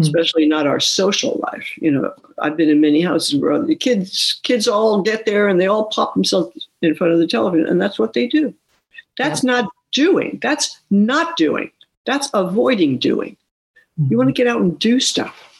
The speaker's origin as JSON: {"language": "English", "town": "New York City", "region": "New York", "country": "United States", "tie": "born or raised there", "also_born_or_lived": "West Sacramento", "moved": "yes", "said": "I grew up in New York City"}